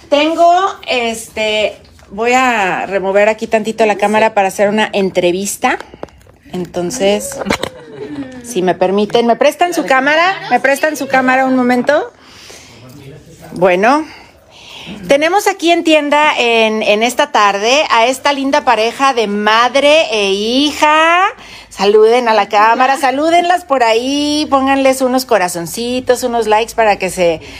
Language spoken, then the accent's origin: Spanish; Ensenada, Baja California, Mexico; De aquí de Ensenada.